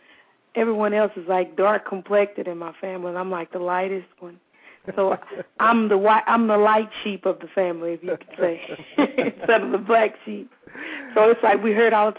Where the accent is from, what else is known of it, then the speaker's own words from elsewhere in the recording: Fort Worth, Texas, United States; East Fort Worth is basically where I was brought up at, that area.